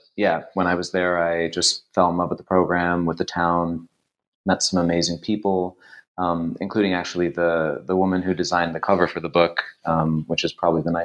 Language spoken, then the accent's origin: English; Toronto, Ontario, Canada; So I am Canadian. I grew up in Toronto, and I did my undergraduate there.